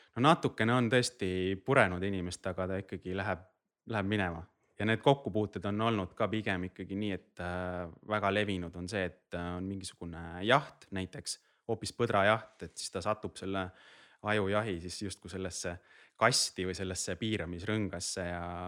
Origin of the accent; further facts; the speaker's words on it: Rapla, Rapla County, Estonia; ma olen ise Raplast pärit